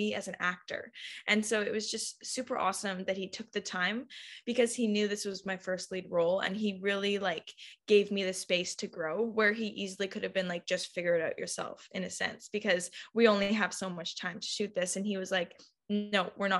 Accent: Abbotsford, British Columbia, Canada; I'm from Abbotsford. Most people don't know where that is. It's a nice farm town

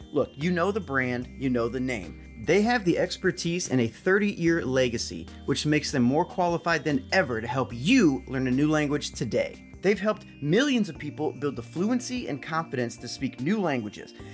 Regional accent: Alton, Illinois, United States; moved away as an adult; I grew up in Alton, um, Illinois for, I mean, first eighteen years of my life

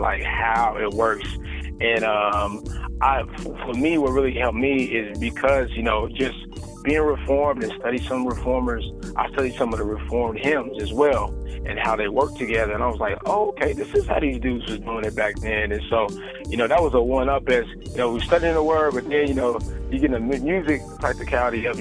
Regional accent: Oklahoma, United States; also born or lived in California; I'm born and raised in Oklahoma. I got a little bit of California in me as well

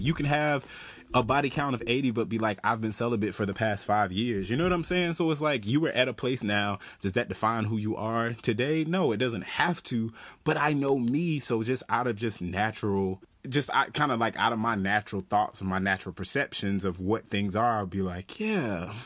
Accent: the South, United States; moved away; I'm from the South.

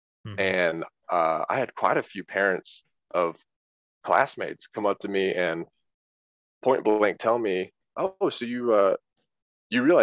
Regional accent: Peachtree Corners, Georgia, United States; I grew up in Peachtree Corners, Georgia

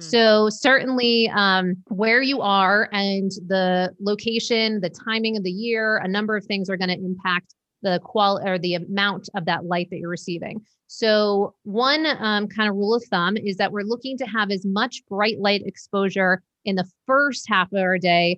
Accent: Maine, United States; moved away; also born or lived in New York / Las Vegas; I was born in Maine, you know, lived in New York for a bunch of years.

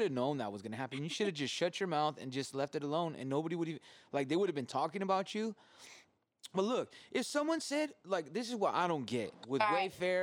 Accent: California, United States; moved away; being from California

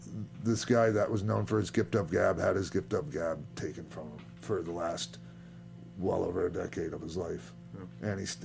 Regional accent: St. Petersburg, Florida, United States; St. Pete's my hometown

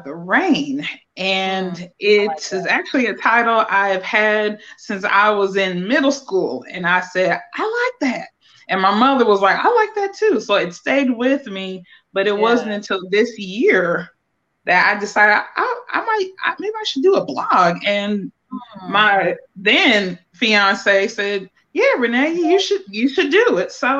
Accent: Akron, Ohio, United States; moved away as an adult; now in North Carolina, United States; I am from Akron, Ohio, born and raised

